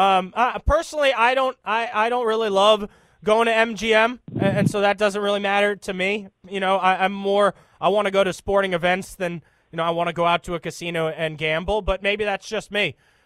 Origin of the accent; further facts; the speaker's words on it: Lorton, Virginia, United States; I'm from Lorton, Fairfax Station area of Virginia. I've been a diehard DC sports fan my entire life. I'm almost 31 years old now